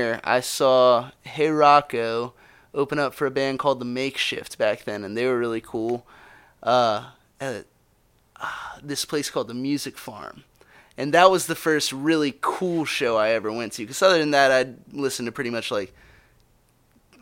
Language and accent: English; Charleston, South Carolina, United States; moved away as an adult; my hometown's going to be washed away